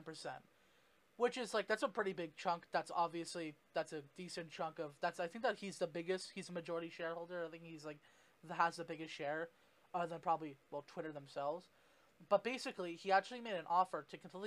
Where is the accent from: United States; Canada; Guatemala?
Canada; I'm Canadian